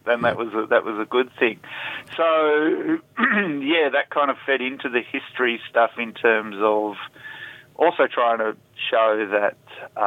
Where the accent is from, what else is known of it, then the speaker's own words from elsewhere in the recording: Perth, Western Australia, Australia; moved away; I'm originally from Perth